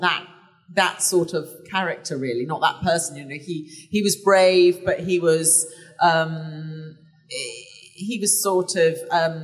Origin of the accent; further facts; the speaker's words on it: England, United Kingdom; I'm English